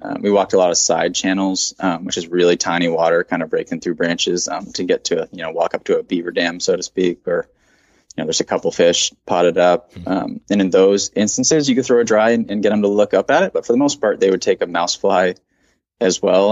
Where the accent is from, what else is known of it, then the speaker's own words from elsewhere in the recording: Bar Harbor, Maine, United States; moved away; I'm from Maine, Bar Harbor, Maine